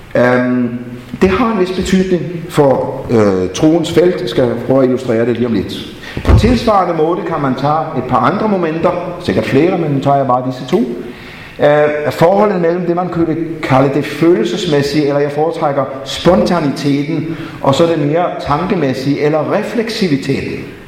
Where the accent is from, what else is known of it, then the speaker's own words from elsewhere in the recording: Denmark; jeg er vokset op i Grundtvigs og Kolds Fædreland